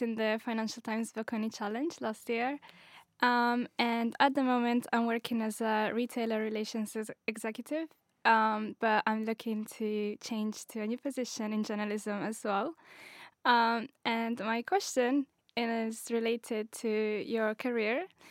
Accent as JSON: {"language": "English", "country": "Italy", "also_born_or_lived": "Morocco", "said": "I'm from Italy as well, but I'm originally Moroccan"}